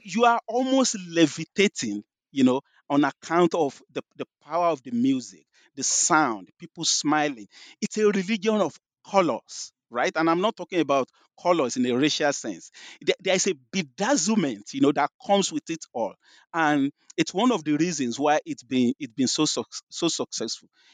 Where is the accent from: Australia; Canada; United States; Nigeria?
Nigeria; moved away as an adult; also born or lived in London; if you can tell from my, my accent, you know, I grew up in Nigeria. I was born in Nigeria.